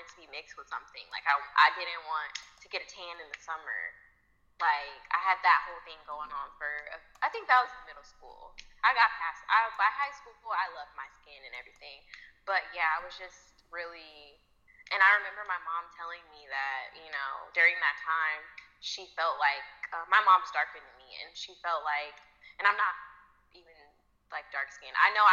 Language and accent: English; Indianapolis, Indiana, United States; I'm from Indianapolis